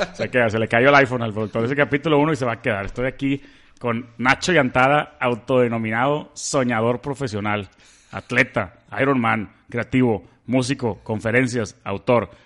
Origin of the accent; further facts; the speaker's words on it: Monterrey, Nuevo León, Mexico; soy de Monterrey, soy súper fan de Jaguars, tengo 30 años